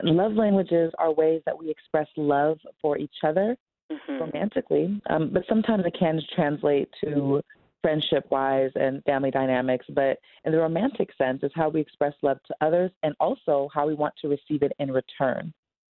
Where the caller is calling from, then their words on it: Seattle, Washington, United States; Seattle, Washington.